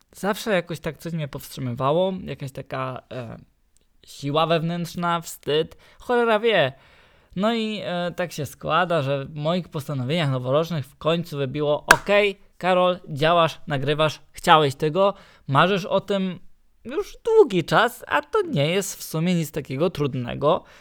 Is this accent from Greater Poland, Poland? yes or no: no; Silesian Voivodeship, Poland; accent: Silesian; jestem Ślązakiem